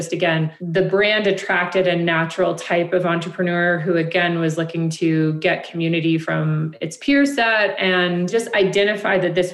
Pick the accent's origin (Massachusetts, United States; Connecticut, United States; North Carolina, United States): Connecticut, United States; moved away as an adult; also born or lived in New York; now in Denver, United States; I'm from Connecticut originally